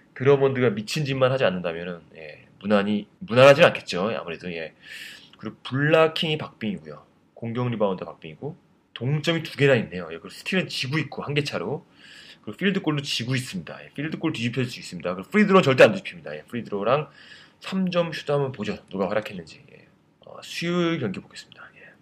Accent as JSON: {"language": "Korean", "country": "South Korea", "said": "저밖에 없었거든요, 한국 사람이"}